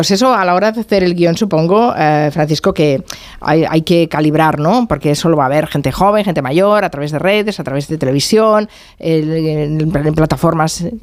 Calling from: Seville, Andalusia, Spain; Soy … de Sevilla.

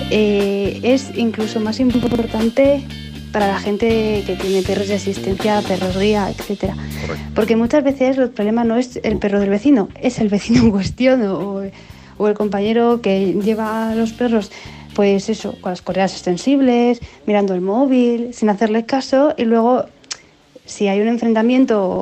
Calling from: Vitoria-Gasteiz, Basque Country, Spain; Hola equipo, pues … de Vitoria

